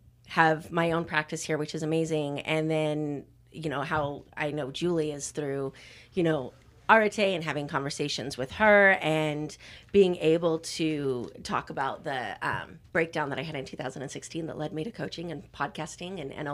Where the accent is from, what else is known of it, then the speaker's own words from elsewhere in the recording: Idaho, United States; I grew up in Idaho where there's no sports.